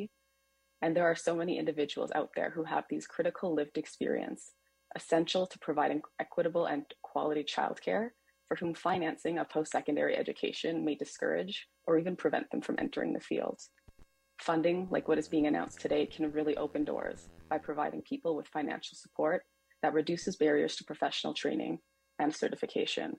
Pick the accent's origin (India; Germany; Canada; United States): Canada; Winnipeg, Manitoba; now in Vancouver, Canada; I'm originally from Treaty One territory known as Winnipeg, Manitoba